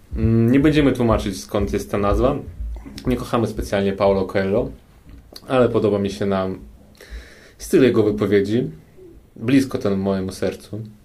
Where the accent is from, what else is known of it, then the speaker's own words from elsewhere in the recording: Kyiv, Ukraine; Polish is a second language; now in Warsaw, Poland; jestem z Ukrainy i jestem z Kijowa, ze stolicy